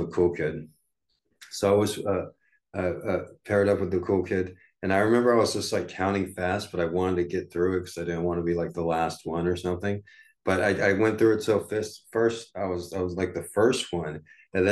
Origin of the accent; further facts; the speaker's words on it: United States; growing up in the United States, you go to elementary school from first grade to fifth grade